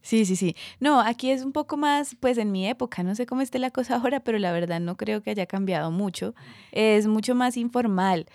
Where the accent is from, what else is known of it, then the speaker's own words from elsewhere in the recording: Cúcuta, Norte de Santander, Colombia; yo tenía 8, 9 años. Era Cúcuta, norte de Santander.